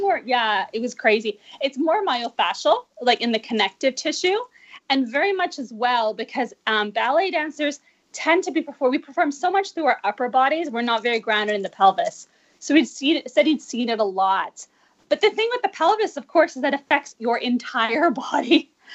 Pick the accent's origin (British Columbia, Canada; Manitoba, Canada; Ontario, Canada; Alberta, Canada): British Columbia, Canada; Vancouver; moved away; I'm originally from Vancouver, and I just got back two years ago